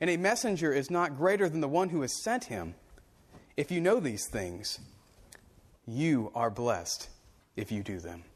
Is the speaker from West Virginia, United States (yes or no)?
no; Central Florida, United States; moved away; I grew up in Central Florida